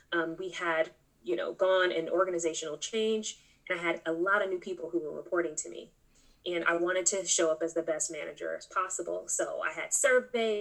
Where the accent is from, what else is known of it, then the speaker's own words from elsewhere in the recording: California, United States; I'm originally from California.